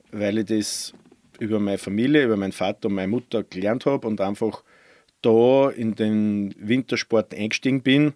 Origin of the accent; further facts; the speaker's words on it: Randegg, Lower Austria, Austria; Also ich bin gebürtiger Mostviertler aus Niederösterreich, Bezirk Scheibs, ja. aus dem kleinen Ort Randeck